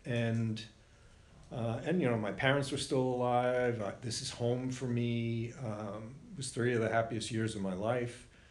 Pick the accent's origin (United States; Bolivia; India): United States; Warwick, Rhode Island; moved away; The house that we grew up in was on Superior Street